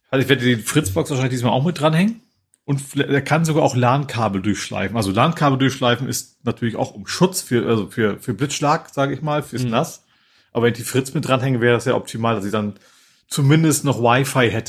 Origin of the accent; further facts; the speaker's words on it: Lohne, Lower Saxony, Germany; born there; Mein Wohnort, also mein Geburtsort heißt, die werden mit Lohne lohnt sich.